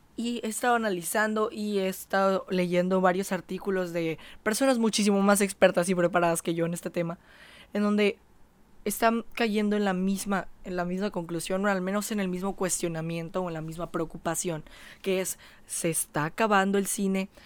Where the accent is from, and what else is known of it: Mexico